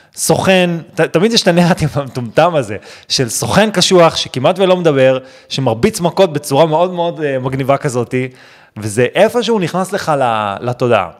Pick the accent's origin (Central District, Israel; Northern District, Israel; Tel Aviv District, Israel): Central District, Israel; Netanya; גדלתי בנתניה